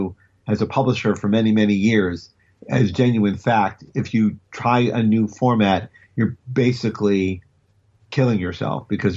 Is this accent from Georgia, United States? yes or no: no; Cleveland, Ohio, United States; moved away; me growing up in Cleveland